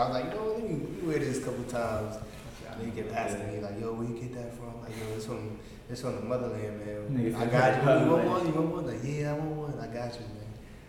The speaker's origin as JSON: {"language": "English", "region": "New York", "country": "United States", "said": "I'm from New York."}